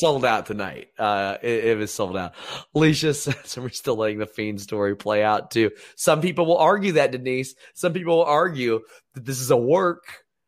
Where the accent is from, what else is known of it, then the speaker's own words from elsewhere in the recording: Maysville, Kentucky, United States; my hometown is Maysville, Kentucky, which is just across the river